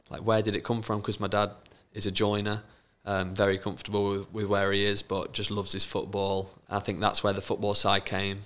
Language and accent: English; Lincoln, East Midlands, United Kingdom; I was born in Lincoln